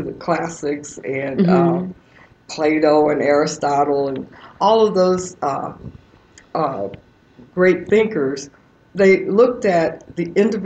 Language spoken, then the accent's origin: English; Birmingham, Alabama, United States; growing up in Birmingham, Alabama